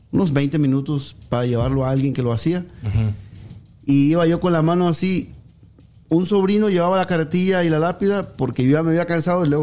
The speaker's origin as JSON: {"language": "Spanish", "town": "Agua Dulce", "region": "Veracruz", "country": "Mexico", "tie": "born or raised there", "also_born_or_lived": "Tabasco", "said": "Yo nací en Tabasco. pero a consecuencia de que mi madre tenía 14 años, este, me dio en adopción. a los dos meses de nacido me, me, fui, me, me, me adoptaron unos tíos en Agua Dulce Veracruz."}